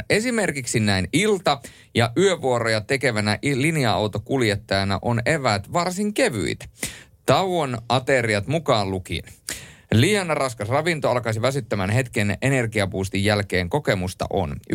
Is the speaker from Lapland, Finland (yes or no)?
yes; Rovaniemi, Lapland, Finland; now in Helsinki, Finland; se oli muuten semmoinen asia, kun mä aikoinaan muutin Helsinkiin Rovaniemeltä